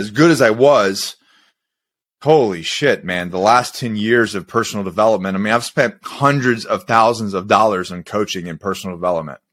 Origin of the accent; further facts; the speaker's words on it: Florida, United States; I grew up in Florida